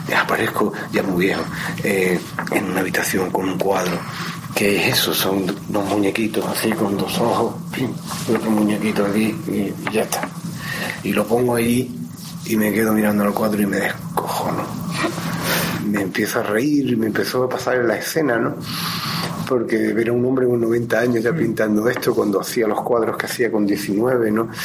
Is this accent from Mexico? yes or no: no; Málaga, Andalusia, Spain; moved away; nacimos en Málaga, efectivamente, eso es así, nadie lo puede evitar. Mm, nos fuimos de Málaga también a unas edades más o menos parecidas